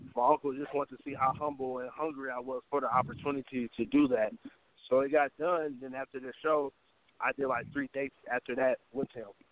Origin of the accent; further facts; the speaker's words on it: Oakland, California, United States; I'm from Oakland, California